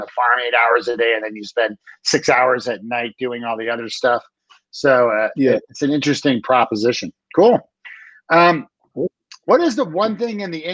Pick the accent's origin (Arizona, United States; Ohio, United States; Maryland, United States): Maryland, United States; now in Colorado, United States; I grew up in Maryland, which is on the east coast of the US by Washington